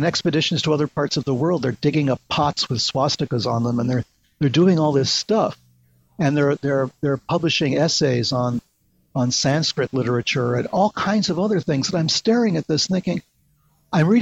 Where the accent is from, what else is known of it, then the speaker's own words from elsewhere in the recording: New York City, New York, United States; also born or lived in New Hampshire; I was born in the Bronx